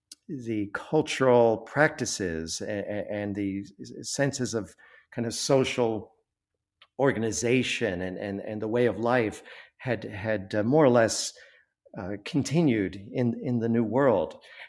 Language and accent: English; Chevy Chase, Maryland, United States; That's right. I grew up in Chevy Chase, Maryland, which is an interesting coincidence here.